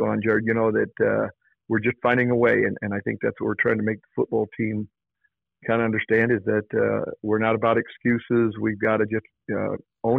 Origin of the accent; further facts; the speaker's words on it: Kemmerer, Wyoming, United States; now in Lander, United States; having both my wife and I been from Wyomingites, and I'm from Kemmer